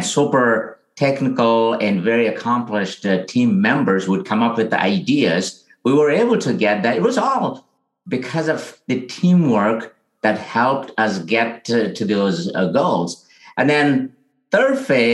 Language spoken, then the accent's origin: English; India; now in San Francisco, United States; I grew up in India where, you know, it's a very rural area.